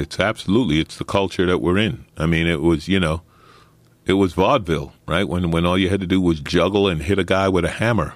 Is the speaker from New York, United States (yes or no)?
yes; New York City, New York, United States; I grew up in Saint Albans, Queens, working class black neighborhood